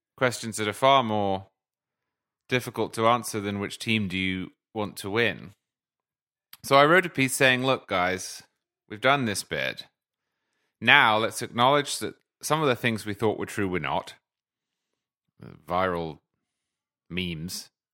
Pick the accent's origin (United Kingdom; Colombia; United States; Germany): United Kingdom; as a Brit